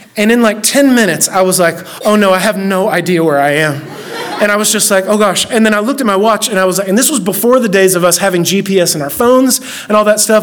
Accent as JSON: {"language": "English", "town": "Oak Ridge", "region": "Tennessee", "country": "United States", "tie": "born or raised there", "said": "I grew up in Oak Ridge, this this little, tiny little town that we're in, and then if I before I was in Oak Ridge, we moved like ten different times. I moved here in the third grade."}